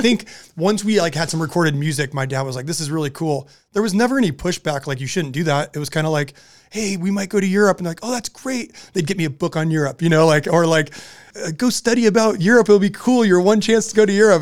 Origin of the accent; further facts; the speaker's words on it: Southern California, United States; we're growing up in Southern California